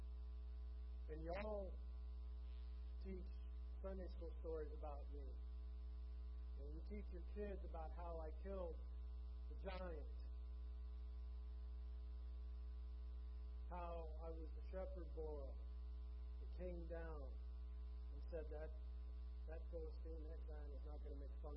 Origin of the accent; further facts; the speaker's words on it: Michigan, United States; moved away as an adult; This is the longest place I have lived in one place since I was born and raised in Michigan. I left home when I was 18, just after high school.